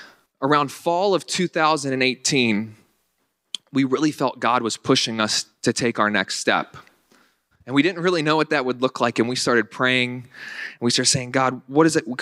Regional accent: Northern Virginia, United States; moved away as an adult; now in Western New York, United States; I was raised in Northern Virginia

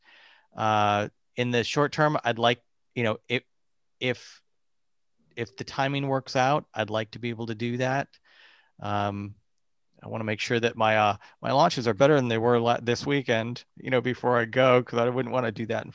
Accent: Central Florida, United States; moved away; I grew up in Central Florida, East in Central Florida, and lived in West Central Florida as well. So I spent most of my life there

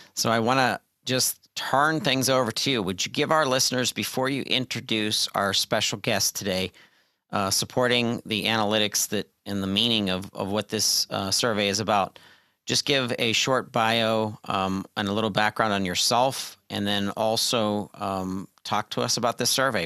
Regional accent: Pittsburgh, Pennsylvania, United States; University of Pittsburgh, uh, my hometown

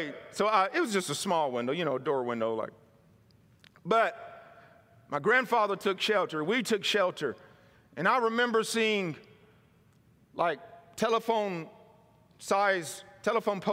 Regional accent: Mississippi, United States; moved away as an adult; now in California, United States; where I was raised in Mississippi

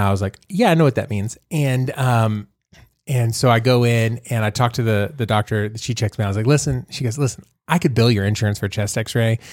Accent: Fort Worth, Texas, United States; I'm from Fort Worth

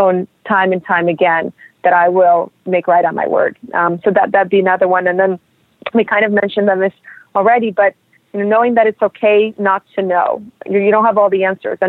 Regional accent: New York City, New York, United States; also born or lived in Russia; I'm a New Yorker and I'm a Russian person

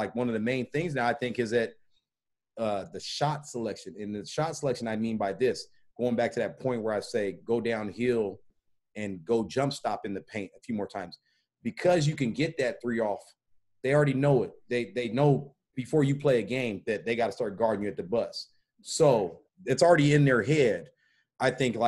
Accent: Portland, Oregon, United States; I'm from Portland, Oregon

